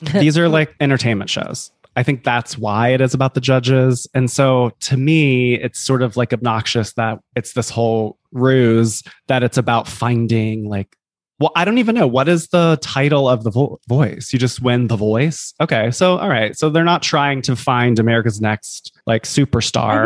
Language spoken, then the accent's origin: English; Columbia, South Carolina, United States; moved away as an adult; now in New York City, United States; I'm from Columbia, South Carolina. I live in New York City